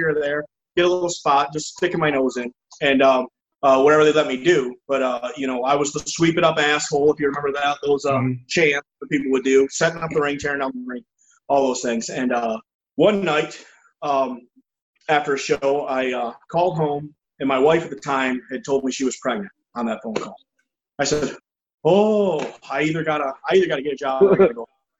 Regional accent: Milwaukee, Wisconsin, United States; I got in his face and said, I'm from Milwaukee, and said whatever I said.

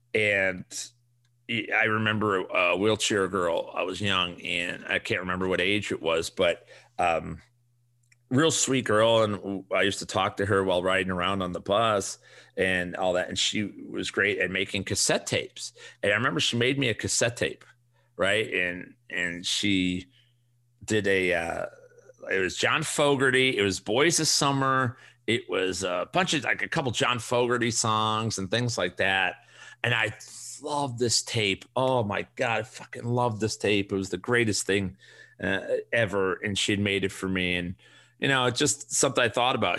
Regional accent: Chicago, Illinois, United States; we grew up on the South Side

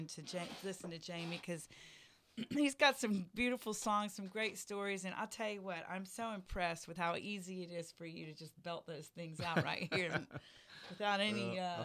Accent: Texas, United States; also born or lived in Oklahoma; I lived in Oklahoma for a while, honey. Even though I am a Texan, we're so close.

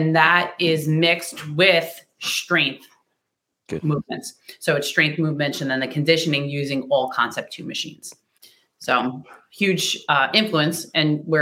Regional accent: Oceanside, California, United States; I'm from Oceanside

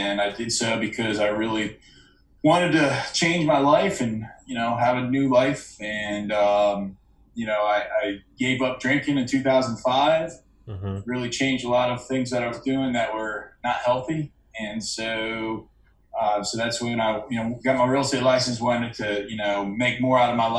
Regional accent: Hartford, Connecticut, United States; born there; now in Washington, United States; And I was born in Hartford, Connecticut. I was lived all over the world, all over the country. And today I live in the D.C. metropolitan area.

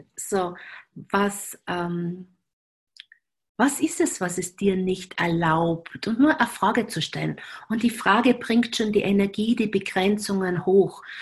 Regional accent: Graz, Styria, Austria; accent: Styrian; now in Vienna, Austria; in Graz verheiratet, dort, wo ich praktisch aufgewachsen bin

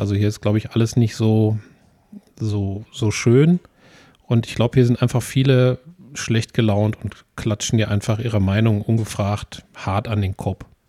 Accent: Essen, North Rhine-Westphalia, Germany; ich bin in, in Essen geboren und lebe ja schon immer hier.

